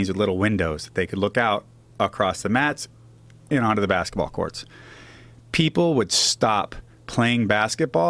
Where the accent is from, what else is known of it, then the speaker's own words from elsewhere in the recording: Seattle, Washington, United States; moved away as an adult; also born or lived in Missoula, Montana / Southern California; I'm from Ballard